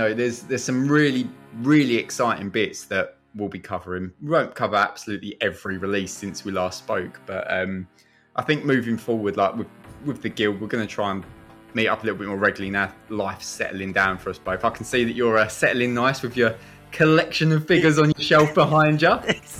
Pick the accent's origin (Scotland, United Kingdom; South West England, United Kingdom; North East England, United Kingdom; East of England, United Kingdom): East of England, United Kingdom; I'm still clinging on to the Essex roots there. It's, I'm just over from the Dartford Bridge, so not too far.